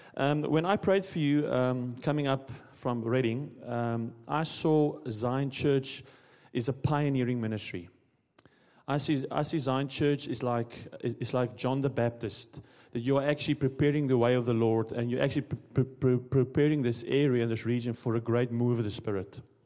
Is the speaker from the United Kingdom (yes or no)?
no; South Africa; moved away as an adult; I'm also from South Africa